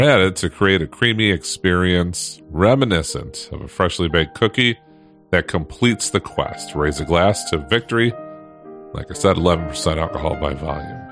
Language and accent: English; Michigan, United States; I am born and raised in Michigan, still here